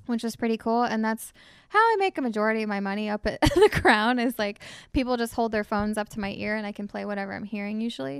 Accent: Shawnee, Ohio, United States; I'm from Shawnee, so, out in the sticks

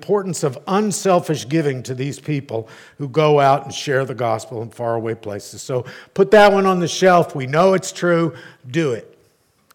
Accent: Arlington, Texas, United States; growing up in Arlington

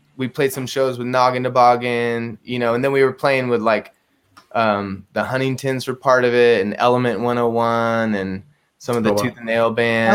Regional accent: San Luis Obispo, California, United States; also born or lived in Bishop, California; I grew up in um, uh, mostly in San Luis Obispo, California. I was born in Bishop, kind of near Mammoth Mountain, and then I. When I was really young, we moved to San Luis Obispo

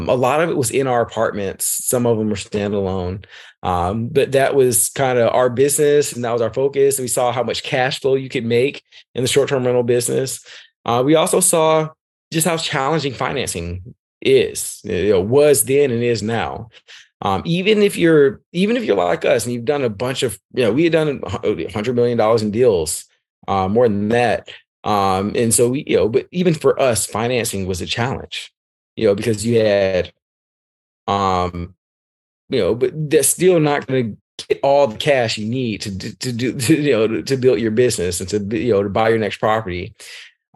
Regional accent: Atlanta, Georgia, United States; I'm from Southwest Atlanta

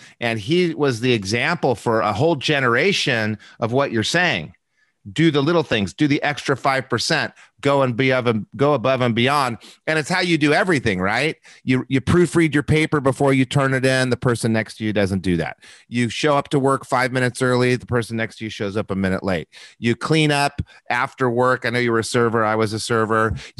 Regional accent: Albuquerque, New Mexico, United States; I grew up in Albuquerque, New Mexico. Wonderful people I grew up with.

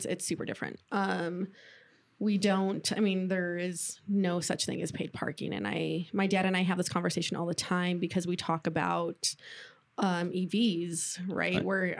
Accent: Gallup, New Mexico, United States; now in Denver, United States; I really appreciate where I grew up. But when I like growing up in Gallup, I always yearned for like a bigger city

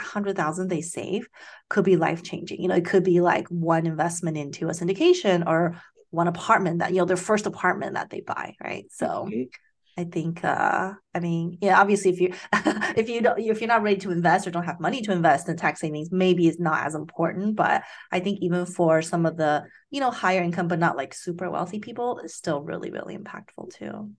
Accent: Taiwan; moved away; I grew up in Taiwan

